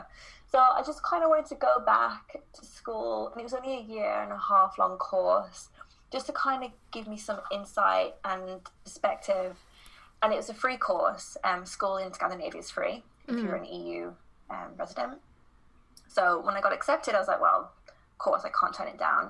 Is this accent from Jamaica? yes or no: no; United Kingdom; moved away as an adult; also born or lived in London / Guatemala / Copenhagen, Denmark; I am obviously British, but I've been traveling the last 4 years, and the last year I have spent in Denmark in Copenhagen